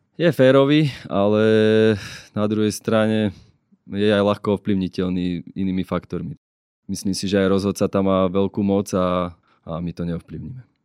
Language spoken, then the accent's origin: Slovak; Považská Bystrica, Trenčín Region, Slovakia; som Bystričan